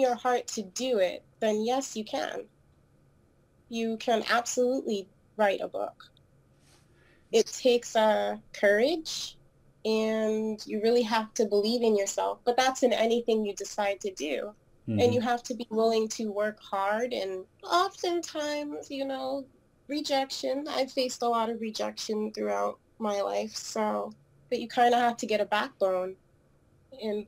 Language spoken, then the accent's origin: English; New York City, New York, United States; moved away; I was born in New York City, and I've been back and forth between it